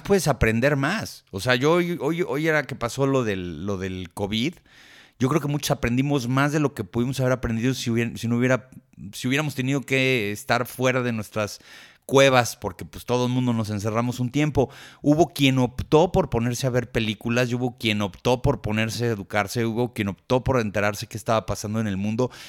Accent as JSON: {"language": "Spanish", "country": "Mexico", "said": "somos mexicanos"}